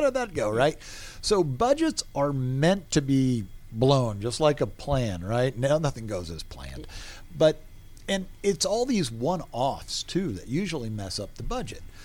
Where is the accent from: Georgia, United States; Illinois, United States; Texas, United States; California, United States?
Georgia, United States; Atlanta; moved away as an adult; also born or lived in Boston / New Orleans; I grew up here in Atlanta